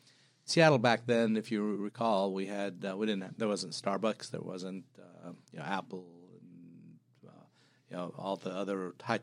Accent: Madaba, Madaba Governorate, Jordan; So I was born in Jordan in a little town called Madaba. You know, being a Christian family in a predominantly Muslim country, it was always interesting.

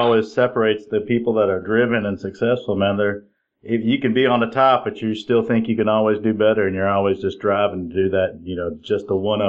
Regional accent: Illinois, United States; now in Tennessee, United States; I've been here in Tennessee for, you know, like 30 years, and I moved from Illinois, and it was a lot of snow there.

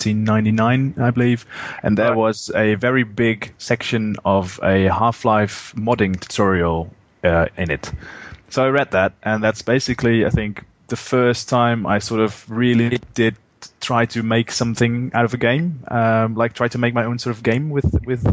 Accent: Netherlands; I am from the Netherlands.

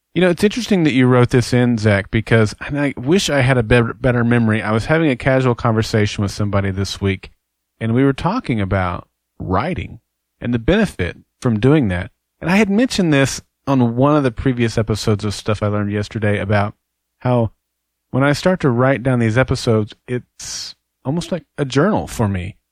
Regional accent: Oklahoma, United States; I'm from Oklahoma and an avid Sooner

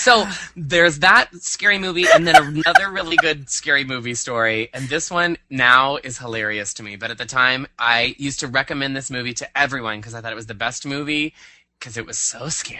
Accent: Iowa, United States; I grew up in Iowa

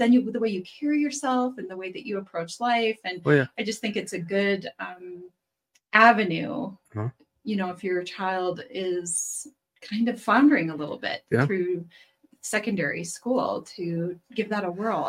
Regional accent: Gillette, Wyoming, United States; now in Cheyenne, United States; I'm from Gillette.

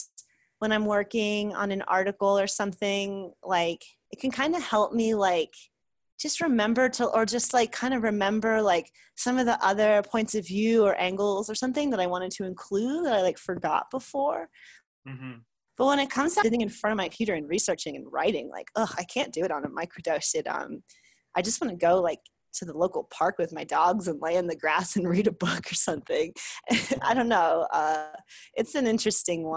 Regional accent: New York, United States; moved away; I'm from the East Coast. I'm from New York.

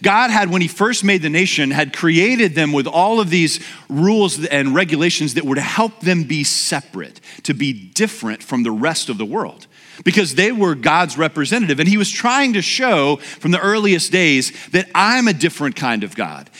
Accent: Louisiana, United States; moved away; I'm from Louisiana where we call roadkill like lunch

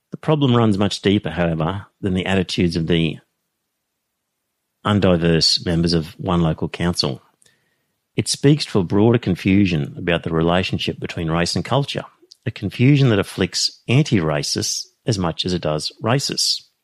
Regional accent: Australia; it didn't conflict with being raised Australian

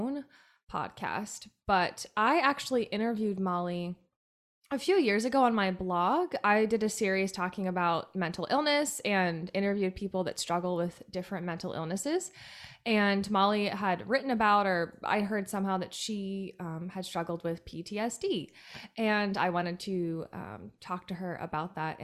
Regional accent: Steubenville, Ohio, United States; I'm from Steubenville

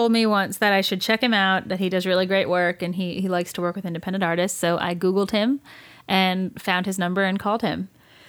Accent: New Jersey, United States; I'm from Jersey and I'm Italian

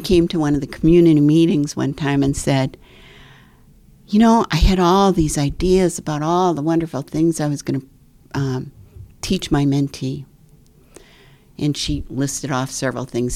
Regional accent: Midwest, United States; I grew up in the Midwest in a very middle class surroundings

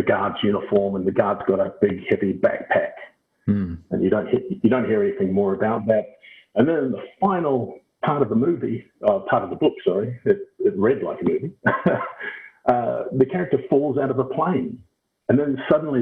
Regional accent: Auckland, New Zealand; also born or lived in United States / United Kingdom / Scotland; now in Brisbane, Australia; I was born and raised in Auckland, New Zealand, now living in Brisbane, Australia.

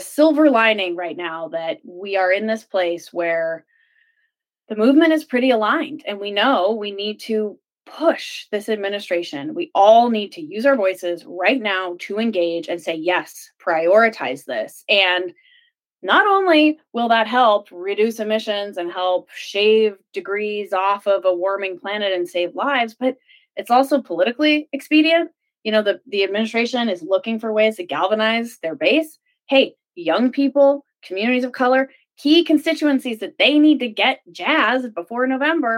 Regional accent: New Mexico, United States; moved away; also born or lived in Washington, D.C.; I come from New Mexico, and I grew up going to band camp in the mountains north of Albuquerque

